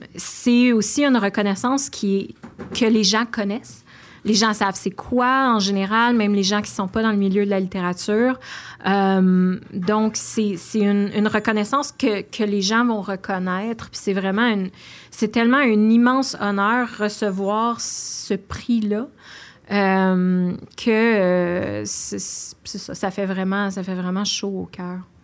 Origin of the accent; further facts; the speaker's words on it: Outaouais, Quebec, Canada; j'habite l'Outaouais, je viens de l'Outaouais